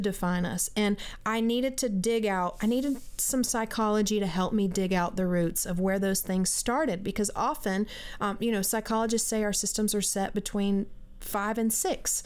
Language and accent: English; South Carolina, United States; I grew up in South Carolina in a Christian home